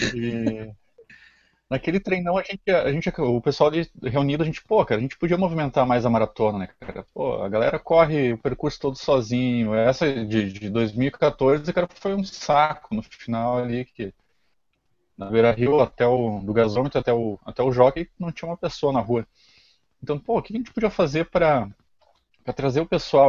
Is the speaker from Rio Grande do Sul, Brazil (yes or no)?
yes; Lajeado, Rio Grande do Sul, Brazil; also born or lived in Porto Alegre; eu sou de Lajado